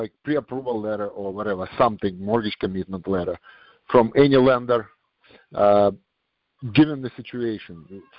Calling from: New York, United States; I'm calling from New York

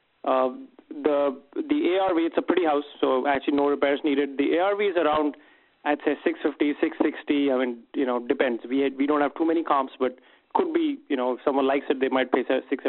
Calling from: Minneapolis, Minnesota, United States; I'm from Minneapolis.

